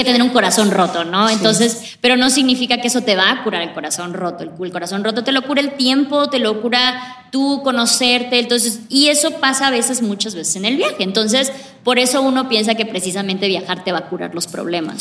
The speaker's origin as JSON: {"language": "Spanish", "country": "Mexico", "moved": "as an adult", "said": "Tendría como unos 24 años cuando ya salí por fin de México."}